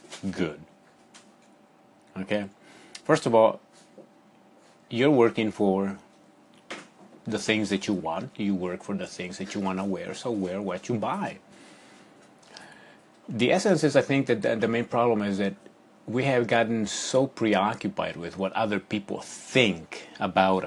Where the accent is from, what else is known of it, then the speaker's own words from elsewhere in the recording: Ecuador; moved away; when I was living in Ecuador